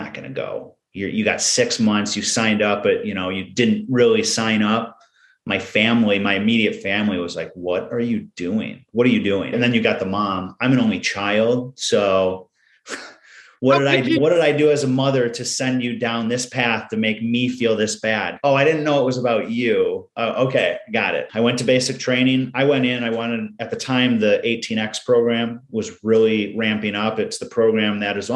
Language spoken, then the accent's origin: English; Michigan, United States; now in Wisconsin, United States; I live in Wisconsin. I'm originally from Michigan